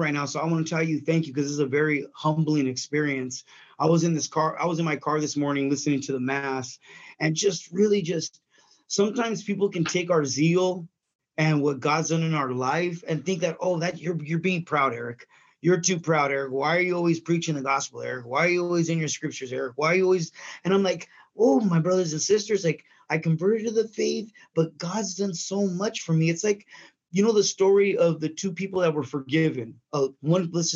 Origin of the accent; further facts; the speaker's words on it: San Bernardino, California, United States; I was raised out here in San Bernardino, California